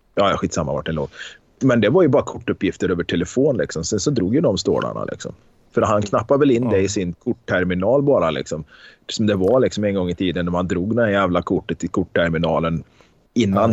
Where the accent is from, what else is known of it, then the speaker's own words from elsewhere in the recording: Karlstad, Värmland, Sweden; på Konsum hemma i Karlstad